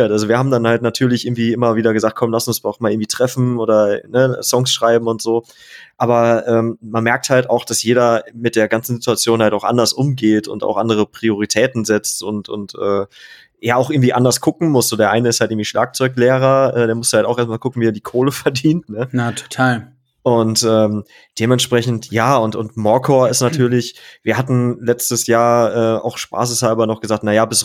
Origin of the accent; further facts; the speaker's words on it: North Rhine-Westphalia, Germany; jetzt bin ich halt auch nochmal krass umgezogen. Ich komme ja auch aus NRW eigentlich.